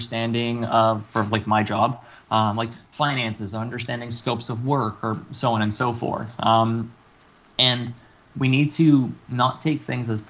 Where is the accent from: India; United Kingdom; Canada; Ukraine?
Canada; We're Canadian.